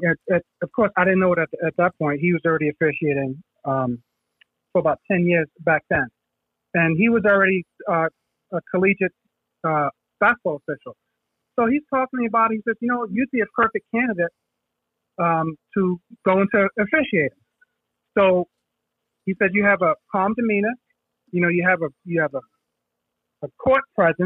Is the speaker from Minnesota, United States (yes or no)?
no; New York City, New York, United States; I grew up in the Bronx, in the Soundview section of the Bronx, Soundview Projects, in the 70s